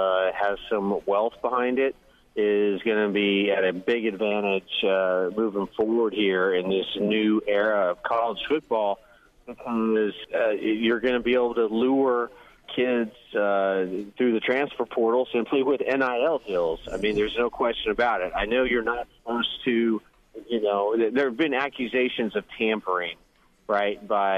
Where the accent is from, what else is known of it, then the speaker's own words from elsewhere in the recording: Nebraska, United States; I'm from Nebraska, and I'm a big Nebraska guy.